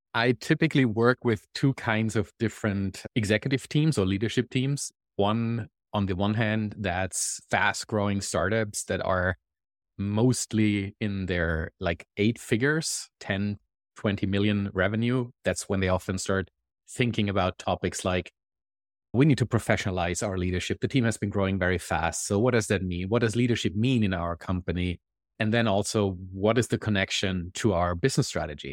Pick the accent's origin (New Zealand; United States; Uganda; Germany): Germany; moved away as an adult; now in Canada; I live in Canada, and as you can probably hear from my accent, I am not originally Canadian, I'm German. I moved to Canada about three and a half years ago